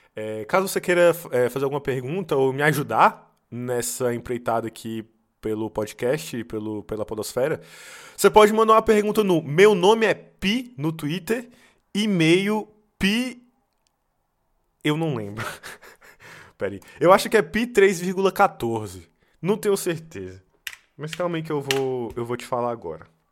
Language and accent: Portuguese; Brazil; now in Serbia; por ser brasileiro